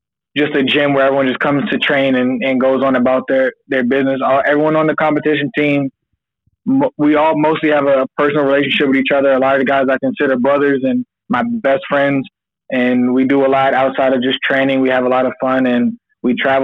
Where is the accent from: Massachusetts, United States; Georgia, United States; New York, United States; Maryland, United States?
Maryland, United States; Prince George's County; also born or lived in Suitland, Maryland / Oxon Hill, Maryland; I am from PG County, Maryland, a big county in Maryland. I grew up like right near Andrews Air Force Base for the most part.